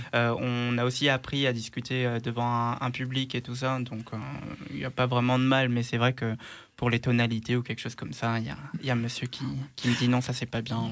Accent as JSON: {"language": "French", "country": "Luxembourg", "tie": "born or raised there", "moved": "as an adult", "lives_now": "Lyon, France", "said": "je suis né au Luxembourg et grandi là-bas"}